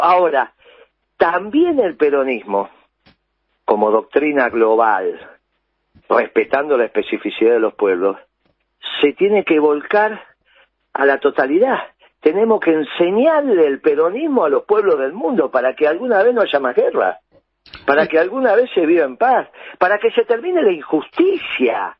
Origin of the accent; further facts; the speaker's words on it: Argentina; déjame que le pueda decir a la sociedad argentina queridos compatriotas